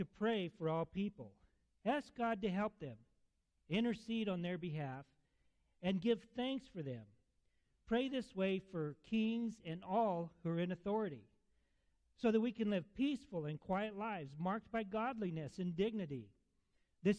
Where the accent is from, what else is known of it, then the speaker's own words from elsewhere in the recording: Alamogordo, New Mexico, United States; I'm from Alamogordo. I was born there and raised there off and on.